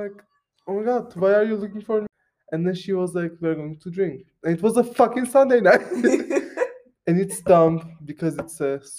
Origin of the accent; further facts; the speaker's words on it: Armenia; also born or lived in Turkey; I'm from Armenia and Turkey, which is fucked up.